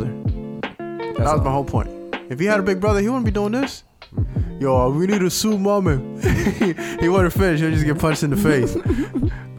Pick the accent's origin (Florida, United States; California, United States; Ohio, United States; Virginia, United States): Florida, United States; Miami; I'm from Miami